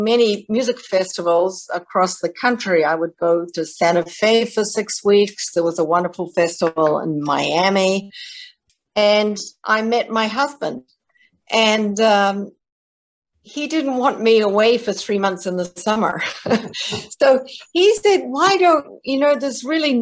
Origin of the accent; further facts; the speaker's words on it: New Zealand; moved away as an adult; now in United States; I'm from New Zealand originally. I came to America to study at Yale University